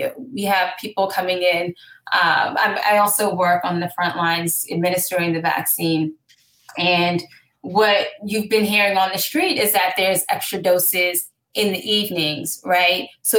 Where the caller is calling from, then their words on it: New York City, New York, United States; So I am calling from New York City, New York.